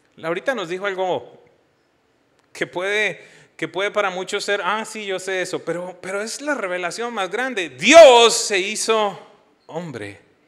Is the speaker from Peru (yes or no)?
no; Colombia; moved away as an adult; Yo salí en el año 2000 de Colombia y si somos honestos, más que buscando una esperanza, salíamos huyendo de la violencia